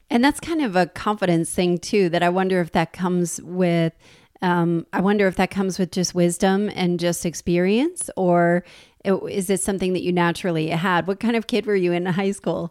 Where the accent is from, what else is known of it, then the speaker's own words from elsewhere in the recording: New Jersey, United States; I'm from New Jersey